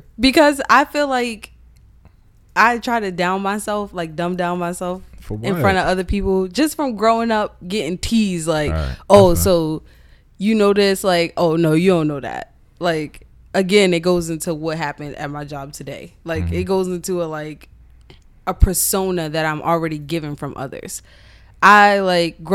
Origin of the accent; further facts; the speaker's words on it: United States; I'm the second generation to grow up here. In the States